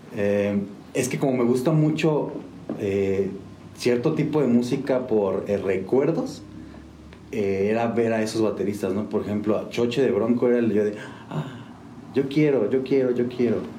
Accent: San Juan del Río, Querétaro, Mexico; also born or lived in Mexico City; llegamos aquí con mi familia cuando yo tenía 5 años, 6 años, y a los 20, 19 más o menos, me fui a, me regresé a Ciudad de México

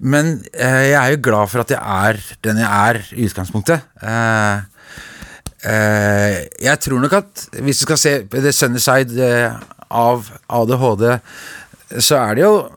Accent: Oslo, Norway; also born or lived in Veitvet, Groruddalen, Oslo / Trondheim; jeg er jo fra Grünerløkka opprinnelig, og så flytta jeg til Veitvet

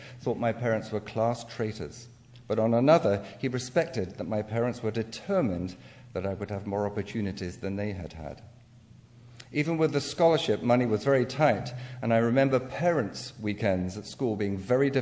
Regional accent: England, United Kingdom; accent: English; now in United States; I have unconsciously tried to keep my English accent in spite of living in the States for almost 37 years

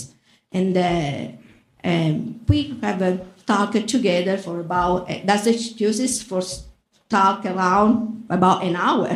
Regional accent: Palermo, Sicily, Italy; English is a second language; moved away as an adult; now in Muscatine, United States; I'm Italian. My town I'm from is Palermo in Sicily

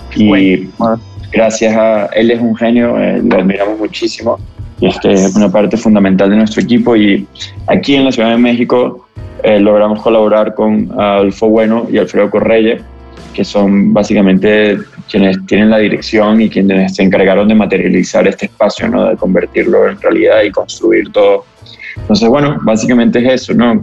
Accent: Venezuela; venimos de donde venimos, somos venezolanos, crecimos en el contexto de, bueno, los últimos 20 años de nuestro país

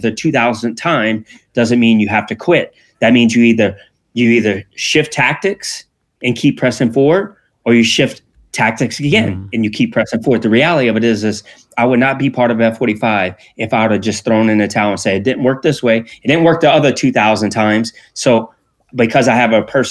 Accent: Louisiana, United States; I was raised in Louisiana here in the United States

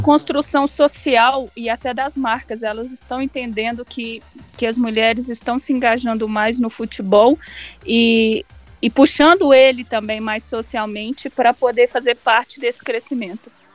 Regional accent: Barroso, Minas Gerais, Brazil; Como eu sou do interior da cidade de Barroso

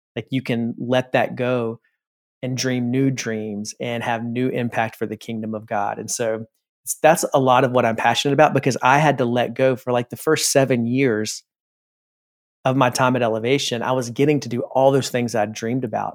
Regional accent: South Carolina, United States; I grew up in South Carolina

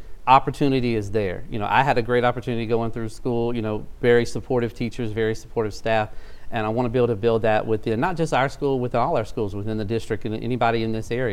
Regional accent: South Louisiana, United States; moved away as an adult; also born or lived in Shreveport-Bossier, Louisiana; now in Shreveport, United States; I'm originally from South Louisiana. I moved here to go to school

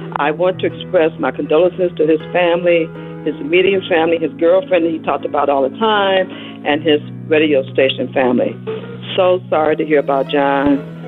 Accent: Chicago, Illinois, United States; now in Las Vegas, United States; I live here in Las Vegas, but I am originally from Chicago

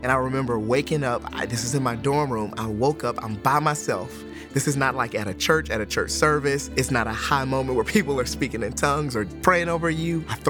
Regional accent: Detroit, Michigan, United States; moved away; also born or lived in Alabama; I'm originally from Detroit, Michigan. I grew up in Detroit, Michigan as a non-Christian and moved to Alabama, became a Christian.

